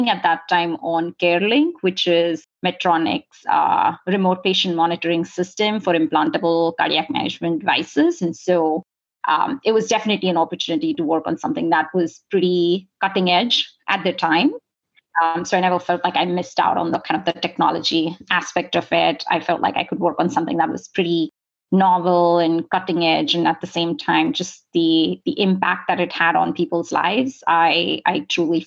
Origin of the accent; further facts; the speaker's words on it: India; moved away as an adult; now in San Diego, United States; I grew up in India. I came here for college and have been here since then